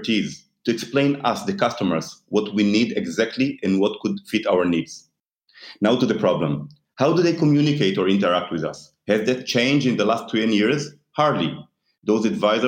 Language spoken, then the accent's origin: English; Israel; I am born and raised in Israel